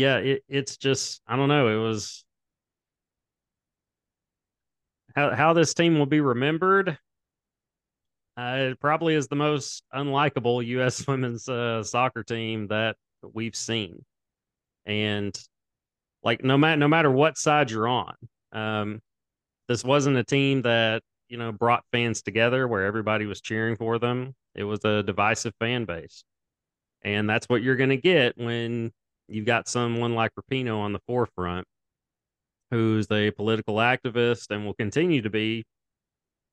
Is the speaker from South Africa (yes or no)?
no; United States; as an American